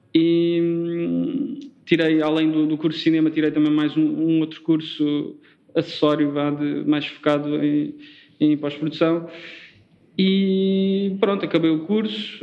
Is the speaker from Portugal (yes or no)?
yes; Faro, Algarve, Portugal; moved away as an adult; also born or lived in Lisbon; eu sou de Faro, sou do Algarve, e vim estudar como grande parte de, dos estudantes algarvios vêm estudar para Lisboa